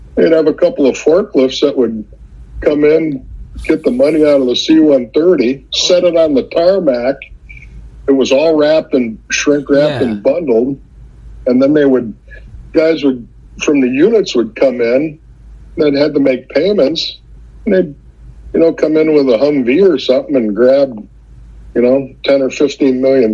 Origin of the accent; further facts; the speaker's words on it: central Minnesota, United States; I'm a small town guy from central Minnesota